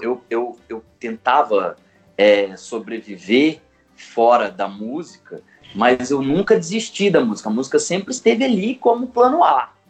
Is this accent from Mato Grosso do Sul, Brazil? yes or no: yes; Campo Grande, Mato Grosso do Sul, Brazil; moved away as an adult; now in São Paulo, Brazil; Eu sou sul grossense de Campo Grande, quase um pantaneiro. Saí de Campo Grande em 2011 para tentar a vida em São Paulo